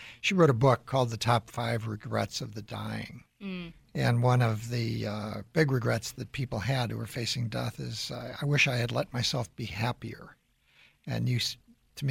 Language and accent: English; Midwest, United States; I grew up in the Midwest